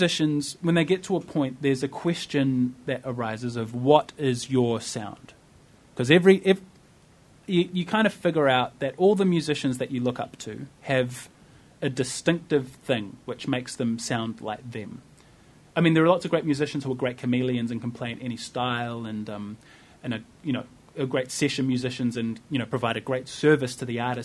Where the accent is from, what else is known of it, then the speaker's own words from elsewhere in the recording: Wellington, New Zealand; I identify very much as a New Zealander. Like I grew up here. My friends are here. The culture that I know is Wellington